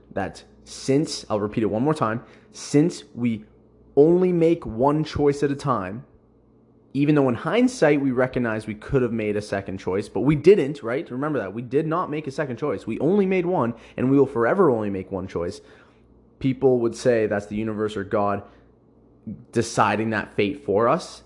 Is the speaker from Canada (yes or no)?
yes; Canada; I was born in Canada